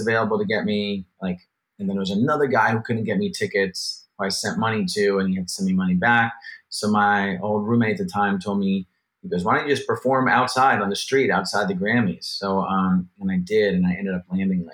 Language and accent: English; New Jersey, United States; also born or lived in Los Angeles / Brooklyn, New York; now in New York City, United States; I'm a Jersey guy originally.